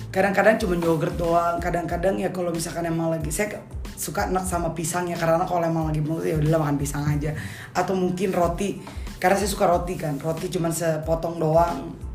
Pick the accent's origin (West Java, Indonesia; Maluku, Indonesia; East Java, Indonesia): Maluku, Indonesia; Ambon; gua Ambon